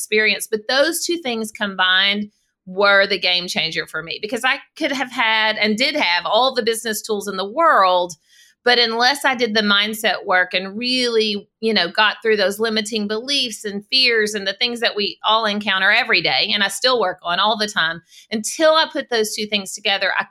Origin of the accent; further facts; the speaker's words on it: South Arkansas, United States; So I live in Arkansas. I grew up in South Arkansas. And I've always lived in the state